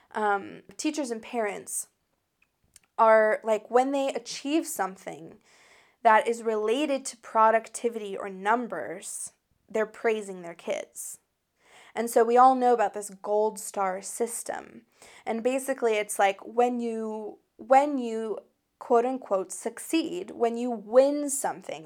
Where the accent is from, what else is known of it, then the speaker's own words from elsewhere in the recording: United States; I'm an American that grew up in, um, in the United States of America